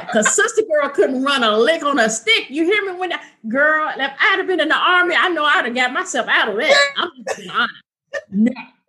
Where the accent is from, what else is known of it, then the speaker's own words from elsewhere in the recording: Chicago, Illinois, United States; now in Alabama, United States; I'm from Chicago. And now I reside in Alabama.